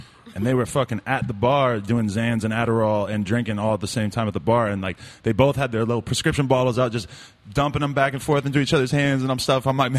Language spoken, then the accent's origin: English; Boston, Massachusetts, United States; growing up in the Boston area and stuff, it was like I was into hardcore bands and stuff like that.